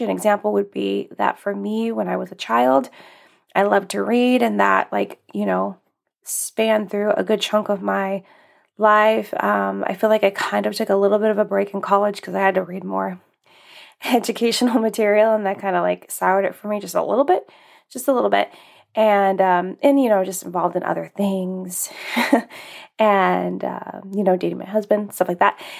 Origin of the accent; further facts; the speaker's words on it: Alaska, United States; moved away; I grew up in Alaska